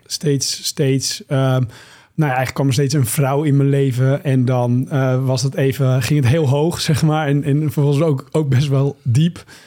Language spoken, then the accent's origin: Dutch; Monnickendam, North Holland, Netherlands; in de haven van waar ik ben opgegroeid, in Monnikendam